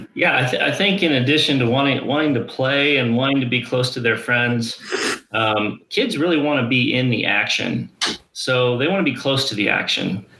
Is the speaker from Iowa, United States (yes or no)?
yes; Ames, Iowa, United States; moved away as an adult; now in Colorado, United States; I grew up in Ames, Iowa